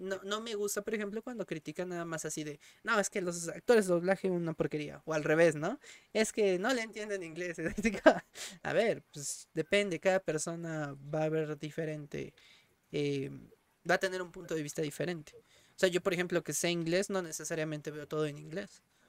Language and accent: Spanish; Mexico; en México, por muy groseros que puedan llegar a ser, acá no somos tan asquerosos